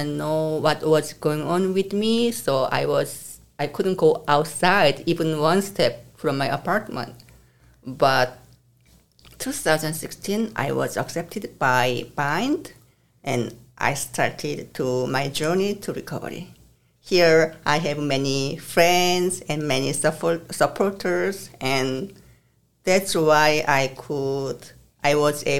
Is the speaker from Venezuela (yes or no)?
no; South Korea; now in United States; I come from South Korea.